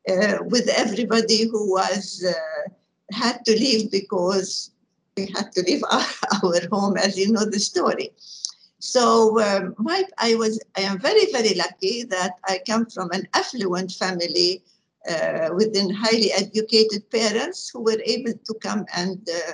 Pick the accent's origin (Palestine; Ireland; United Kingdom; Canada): Palestine; Jerusalem; moved away; I was born in Palestine, in Jerusalem, a fact I am very proud of. I keep telling people that I am from Jerusalem.